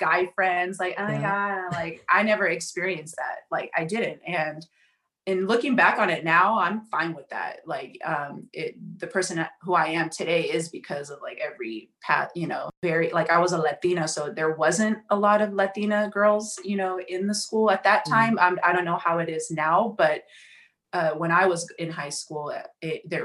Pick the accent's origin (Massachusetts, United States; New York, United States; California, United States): California, United States; Oakland; I grew up in the Bay Area, San Francisco Bay Area. I'm from Oakland, California, born and raised.